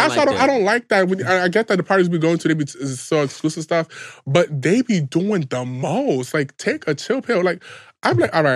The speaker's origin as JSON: {"language": "English", "town": "New York City", "region": "New York", "country": "United States", "said": "I'm not from New York and like I'm from the Bronx here"}